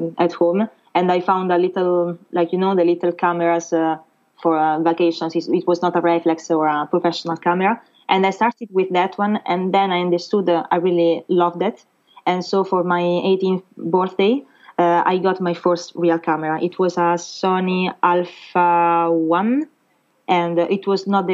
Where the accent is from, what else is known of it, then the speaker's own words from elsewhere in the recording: Rome, Lazio, Italy; English is a second language; moved away as an adult; now in Paris, France; I'm from Rome in Italy